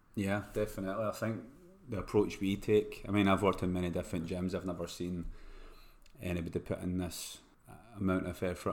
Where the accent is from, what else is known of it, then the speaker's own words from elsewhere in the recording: Scotland, United Kingdom; moved away; I've been away from Scotland for too long